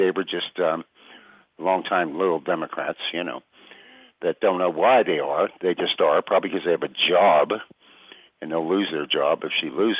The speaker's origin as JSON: {"language": "English", "country": "United States", "said": "I know, but I'm an American."}